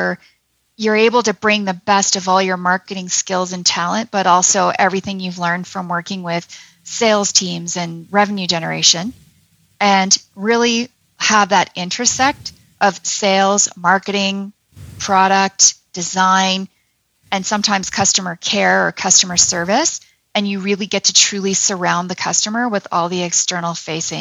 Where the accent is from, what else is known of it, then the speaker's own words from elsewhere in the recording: Toronto, Ontario, Canada; now in Calgary, Canada; my heart is in Alberta, always has been, even though I'm from Toronto